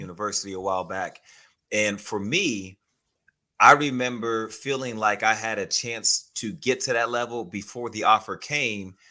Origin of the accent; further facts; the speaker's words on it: Houston, Texas, United States; I grew up in Houston, Texas